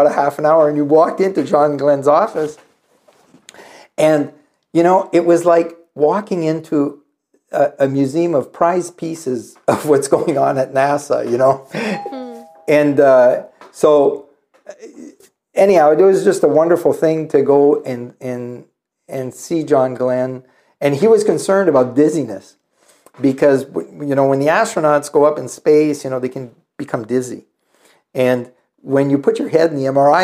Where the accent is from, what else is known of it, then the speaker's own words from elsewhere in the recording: Northern Ontario, Canada; moved away; I grew up in Northern Ontario